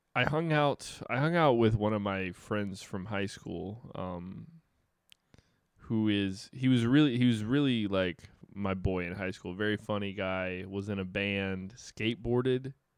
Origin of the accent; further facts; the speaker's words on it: Dale Earnhardt's hometown area, North Carolina, United States; Dale Earnhardt is kind of from my hometown